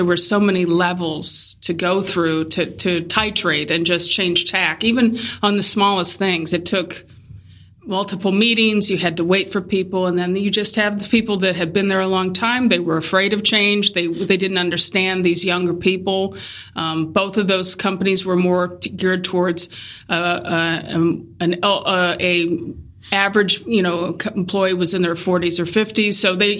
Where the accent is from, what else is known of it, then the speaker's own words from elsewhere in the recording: Ohio, United States; We're from Ohio. So so I picked Columbus because it was just a good in-between space for both family.